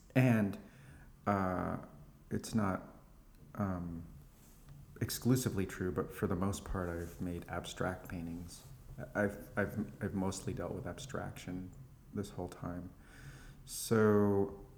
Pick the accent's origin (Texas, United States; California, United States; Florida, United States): California, United States; now in Brooklyn, United States; I was born in California